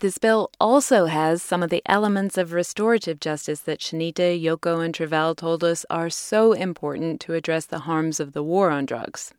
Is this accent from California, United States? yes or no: yes; California, United States; my home state of California